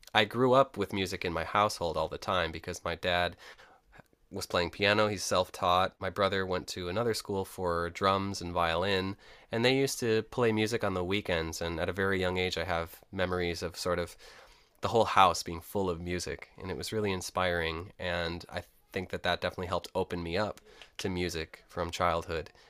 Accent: Rochester, New York, United States; I was born in Rochester, New York, upstate, and I grew up in the inner city

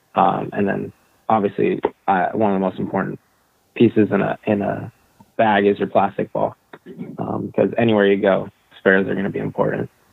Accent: San Diego, California, United States; I grew up in San Diego

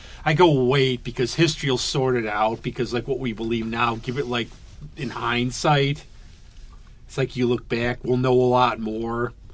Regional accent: Scotland, United Kingdom; Oh, I'm Scottish. It's good I can complain about things.

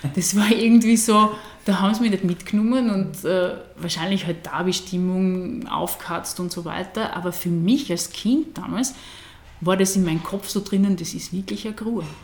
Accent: Burgenland, Austria; also born or lived in Graz; meine Heimat

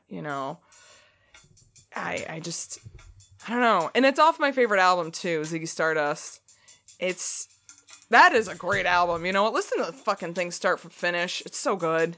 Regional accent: United States; we're from America

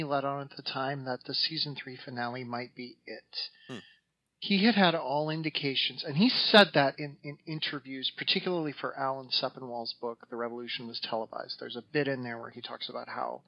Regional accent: South Dakota, United States; I grew up in South Dakota

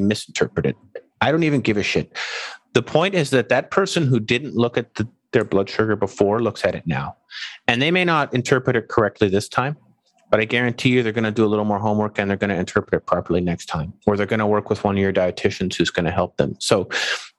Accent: Canada; moved away; I'm from Canada. I go home to visit.

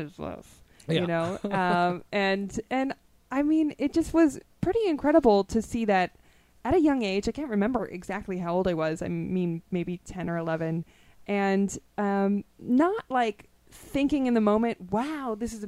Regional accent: Los Angeles, California, United States; I grew up in North Hollywood

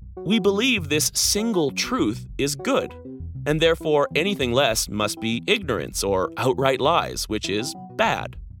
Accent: Canada; moved away as an adult; Being Canadian

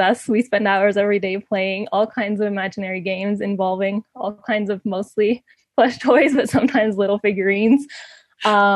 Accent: Ecuador; also born or lived in Canada; I mostly grew up here in Ecuador, but my whole family's in Canada.

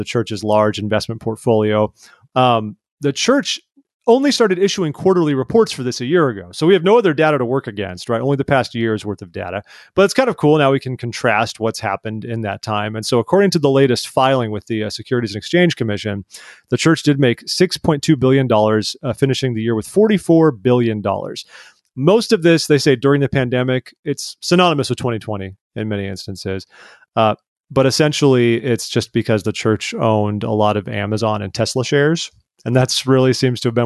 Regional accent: Northern Orange County, California, United States; moved away; I grew up in Orange County, California, Northern Orange County.

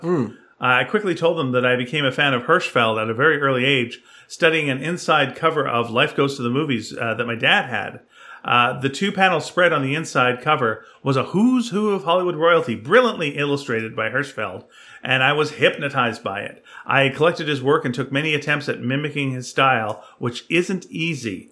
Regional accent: Montreal, Quebec, Canada; I was born in Montreal, I should know French

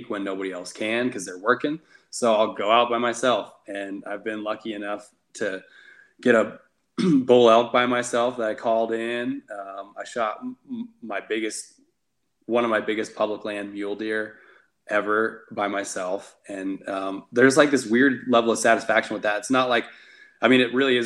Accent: Nevada, United States; I'm born and raised in Nevada. I've lived here 31 years now

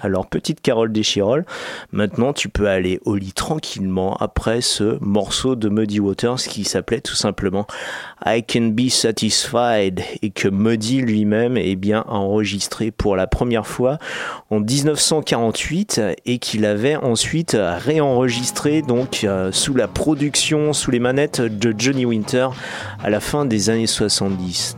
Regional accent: Grenoble, Auvergne-Rhône-Alpes, France; chez nous à Grenoble

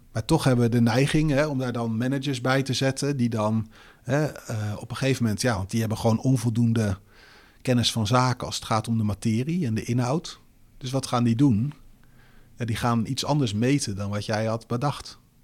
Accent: Netherlands; wij als Nederlanders

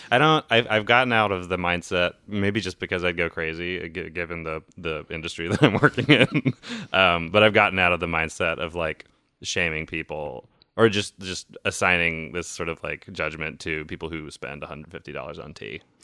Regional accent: the South, United States; moved away; I grew up in the South

